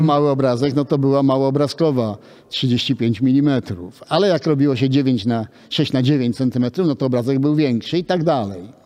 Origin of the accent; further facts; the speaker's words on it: Łódź, Łódź Voivodeship, Poland; ja urodziłem się w Łodzi. Moja rodzina przyjechała po wojnie z Warszawy, a ja urodziłem się w Łodzi